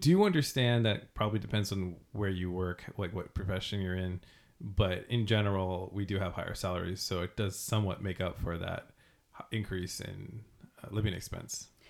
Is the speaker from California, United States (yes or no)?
yes; California, United States; I was from California